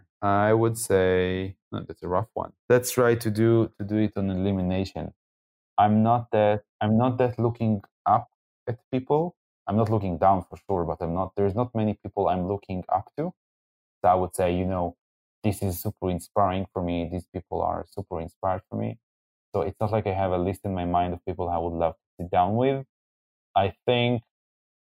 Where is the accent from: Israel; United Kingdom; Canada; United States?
Israel; I'm coming from Israel